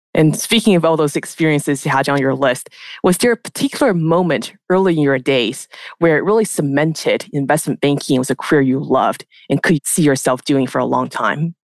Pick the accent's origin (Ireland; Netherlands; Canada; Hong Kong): Canada; moved away as an adult; now in New York, United States; As a Canadian expat myself